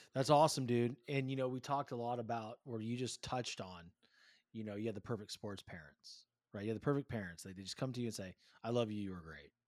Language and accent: English; California, United States; growing up, like, I didn't see a whole bunch of it in California